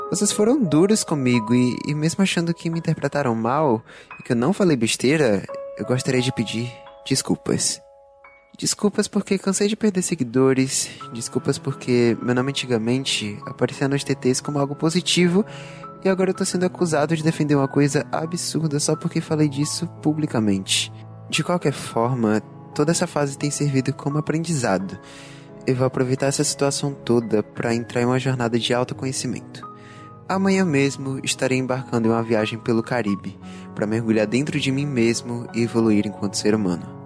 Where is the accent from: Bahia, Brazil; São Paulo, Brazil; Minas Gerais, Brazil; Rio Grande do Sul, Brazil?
Bahia, Brazil; Salvador; accent: baiano